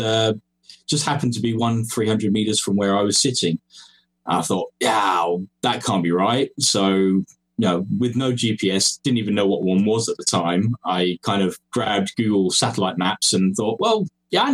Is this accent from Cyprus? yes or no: yes; Cyprus; moved away as an adult; also born or lived in England; now in Estonia; I'm English by birth. That's where I was born. But my parents moved me across to Cyprus when I was young, along with my brother. And that's where I grew up.